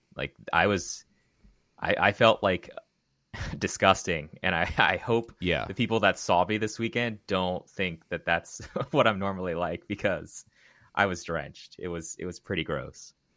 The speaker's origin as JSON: {"language": "English", "region": "Maryland", "country": "United States", "tie": "born or raised there", "said": "Where I grew up in Maryland."}